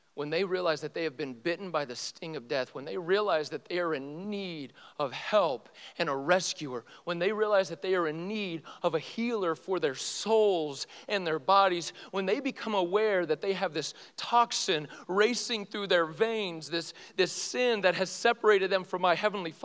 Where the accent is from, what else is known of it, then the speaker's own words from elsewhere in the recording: the South, United States; I grew up in the South, my parents are Christian, I probably need that.